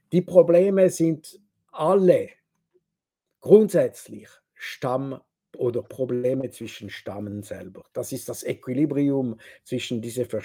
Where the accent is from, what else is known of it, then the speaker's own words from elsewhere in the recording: Switzerland; German is a second language; ich bin Schweizer und wenn ich rede mit Franzosen zum Beispiel, ich habe nicht den Eindruck, dass wir, meine Demokratie entspricht die französische Demokratie.